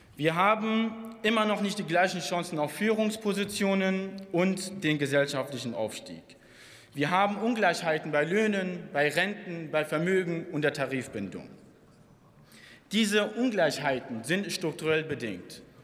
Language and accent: German; Dresden, Saxony, Germany; also born or lived in Plauen; ich bin Plauner, ich bin Dresdner, ich bin Sachse, ich bin Ostdeutscher.